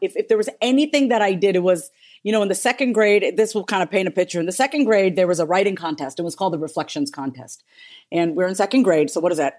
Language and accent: English; New York, United States; we were born and raised in New York